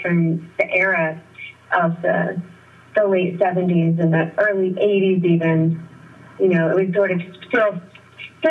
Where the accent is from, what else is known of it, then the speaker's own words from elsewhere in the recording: San Francisco, California, United States; also born or lived in Nevada City, California; I was born in San Francisco and I came back and lived here from 10 on